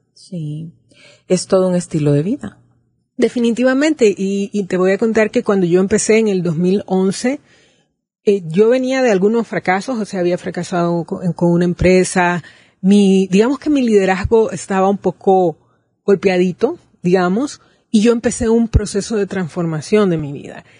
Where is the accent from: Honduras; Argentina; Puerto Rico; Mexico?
Honduras